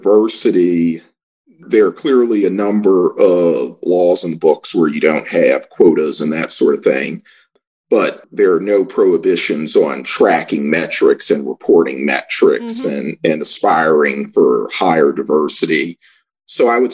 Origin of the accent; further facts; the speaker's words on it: Washington, District of Columbia, United States; So I grew up in Washington, D.C., going to the National